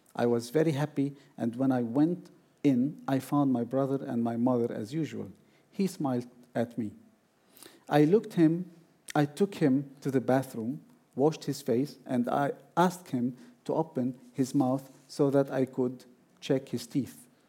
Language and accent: English; Beirut, Beirut Governorate, Lebanon; moved away as an adult; now in Iceland; after I moved from Beirut to Iceland in 2011